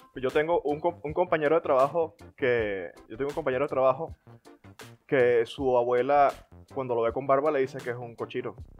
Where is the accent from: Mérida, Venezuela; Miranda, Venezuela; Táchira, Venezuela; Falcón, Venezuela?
Falcón, Venezuela; Coro; moved away; Y yo de coro.